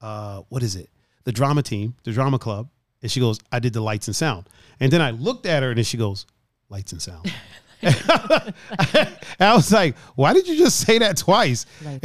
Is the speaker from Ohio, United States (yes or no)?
yes; Cleveland, Ohio, United States; I was like, yeah, we're here from Cleveland. And I'm like, where I live, there's a yoga studio, but it's not like there's five right here.